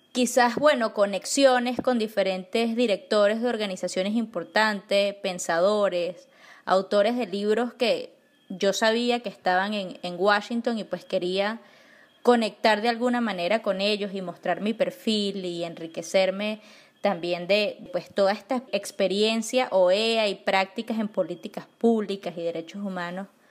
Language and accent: Spanish; Venezuela; nosotros como venezolanos